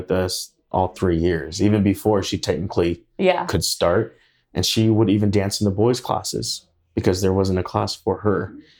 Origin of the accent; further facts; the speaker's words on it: Idaho, United States; When they hear we're from Idaho, they're like, Iowa?